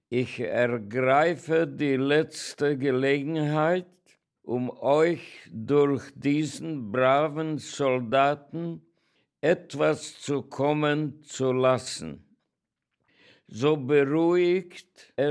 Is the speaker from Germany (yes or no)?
no; Oradea, Bihor County, Romania; born there; Ich bin geboren in Großwardein, Ungarn. Meine Eltern waren ungarische Bürger